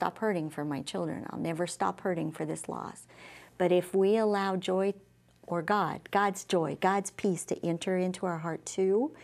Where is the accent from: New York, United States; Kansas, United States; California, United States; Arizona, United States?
Kansas, United States; Liberal; moved away as an adult; also born or lived in Miami, Oklahoma; I moved back to my hometown in Liberal, Kansas, where I live today